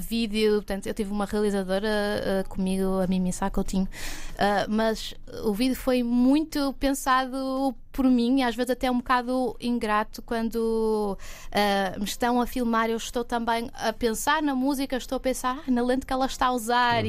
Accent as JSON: {"language": "Portuguese", "town": "Porto", "region": "Norte", "country": "Portugal", "tie": "born or raised there", "moved": "as an adult", "lives_now": "Lisbon, Portugal", "said": "nasci no Porto"}